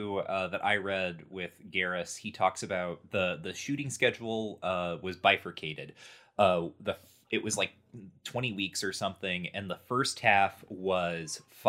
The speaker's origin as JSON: {"language": "English", "region": "Indiana", "country": "United States", "said": "As someone from Indiana"}